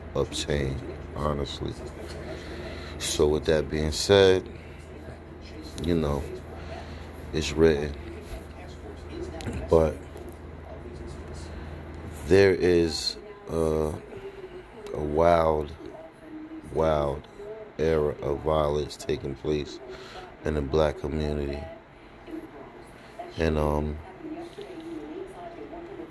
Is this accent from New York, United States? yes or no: no; New Jersey, United States; New Jersey, my home state.